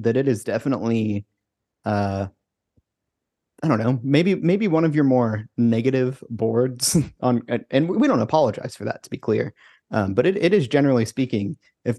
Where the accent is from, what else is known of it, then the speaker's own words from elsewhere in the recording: Georgia, United States; moved away; I grew up in Georgia